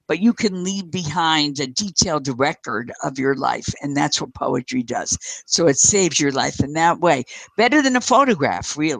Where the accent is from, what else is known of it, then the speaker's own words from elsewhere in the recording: Paterson, New Jersey, United States; grow up on 17th Street in Paterson, New Jersey